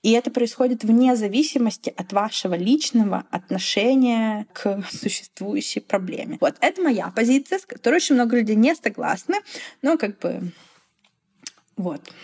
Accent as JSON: {"language": "Russian", "country": "Belarus", "moved": "yes"}